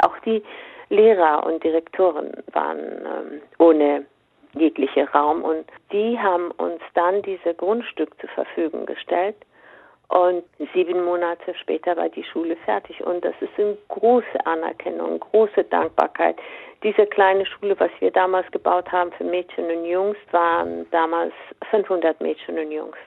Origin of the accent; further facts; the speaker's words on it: Afghanistan; now in Germany; als Afghanin